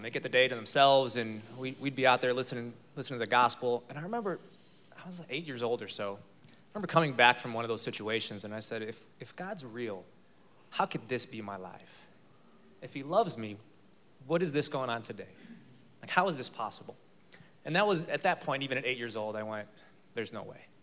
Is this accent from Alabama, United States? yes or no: no; Chicago, Illinois, United States; moved away as an adult; now in Texas, United States; I'm from Chicago.